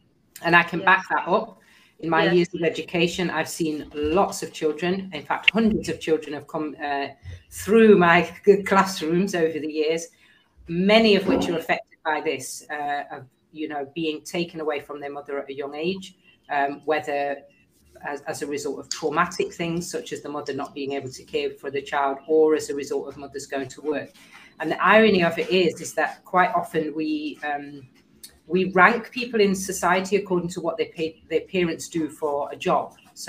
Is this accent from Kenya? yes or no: yes; Kenya; As a Kenyan and African, I'm proud of our women's role in the society.